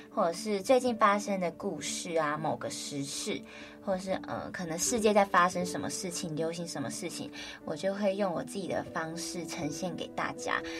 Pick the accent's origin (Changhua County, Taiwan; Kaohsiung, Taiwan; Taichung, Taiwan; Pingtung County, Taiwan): Kaohsiung, Taiwan; moved away as an adult; now in Taipei, Taiwan; 小时候在高雄念书的时候